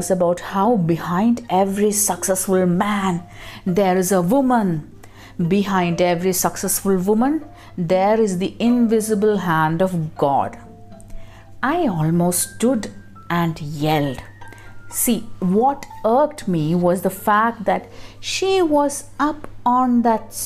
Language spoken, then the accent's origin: English; Kerala, India; I come from Kerala, a relatively empowered state.